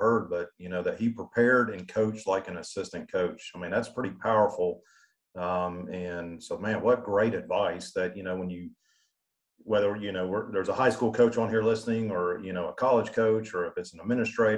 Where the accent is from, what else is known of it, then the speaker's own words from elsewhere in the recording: Georgia, United States; growing up in Georgia